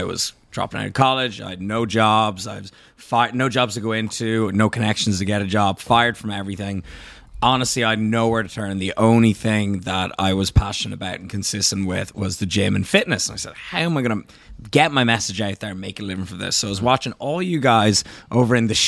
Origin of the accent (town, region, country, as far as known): Ireland